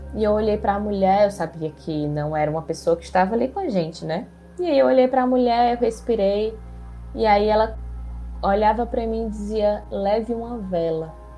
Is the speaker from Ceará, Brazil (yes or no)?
yes; Ceará, Brazil; sou aqui do Ceará